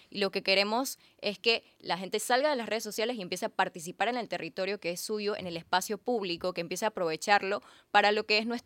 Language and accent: Spanish; Panama; Y bueno, estamos uniéndonos para que todos eh, como panameños estemos unidos hacia la presidencia protestando en contra del contrato minero.